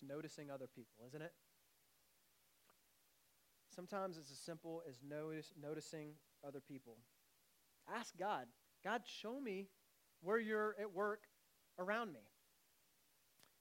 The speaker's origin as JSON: {"language": "English", "country": "United States", "moved": "yes", "lives_now": "Canada", "said": "I'm from the States"}